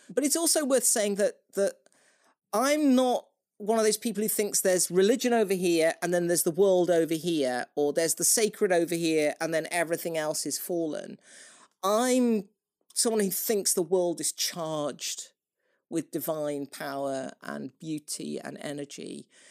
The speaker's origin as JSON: {"language": "English", "country": "United Kingdom", "said": "I am British"}